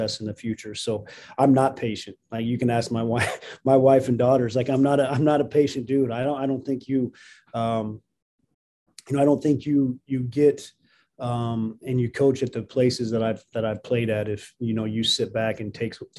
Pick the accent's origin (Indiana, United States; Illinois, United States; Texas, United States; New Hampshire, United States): Indiana, United States; Jasper; moved away as an adult; also born or lived in Nebraska / Los Angeles, California; growing up here